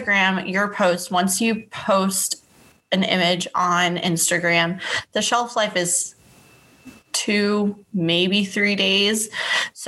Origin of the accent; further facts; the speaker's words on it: Temecula, California, United States; moved away as an adult; now in Dallas, United States; I am originally based out of Temecula, California, which is in between like LA and San Diego. I had grown up there. I was born and raised there